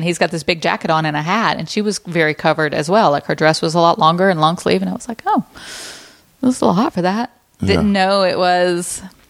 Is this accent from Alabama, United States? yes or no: yes; Alabama, United States; moved away; I grew up in Alabama. We don't have a huge Jewish population there.